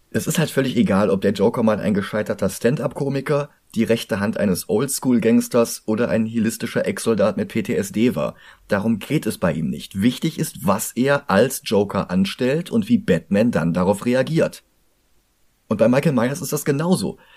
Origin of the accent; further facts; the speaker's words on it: Cologne, North Rhine-Westphalia, Germany; für mich als Kölner